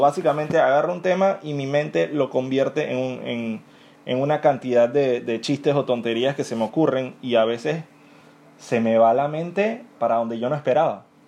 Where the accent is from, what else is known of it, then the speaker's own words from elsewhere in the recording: Panama; yo soy panameño